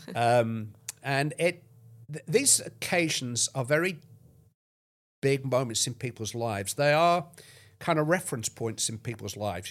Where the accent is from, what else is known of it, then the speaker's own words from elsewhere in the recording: near Bolton, North West England, United Kingdom; I'm very nearly from Bolton